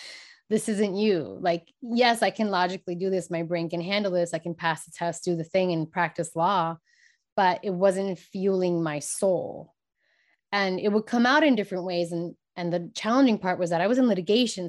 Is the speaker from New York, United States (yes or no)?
yes; New York City, New York, United States; I was born and raised in New York, New York City